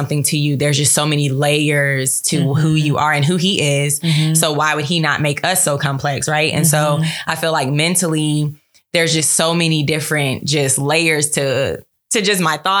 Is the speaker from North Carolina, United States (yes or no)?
yes; Charlotte, North Carolina, United States; now in Atlanta, United States; I am from Charlotte, North Carolina, turn up 704 QC, yeah. But I currently reside in Atlanta, Georgia.